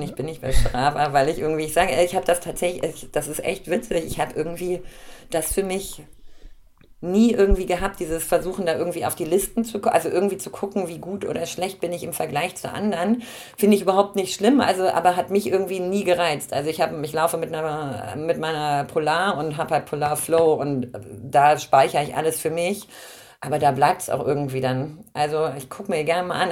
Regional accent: Braunschweig, Lower Saxony, Germany; ich komme aus Braunschweig, Harz ist so mein, ähm, mein Heimatmittelgebirge

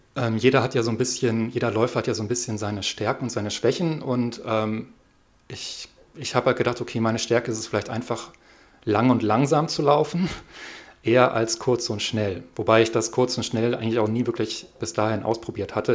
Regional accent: Hamburg, Germany; now in Siebengebirge, Germany; ich komme aus Hamburg

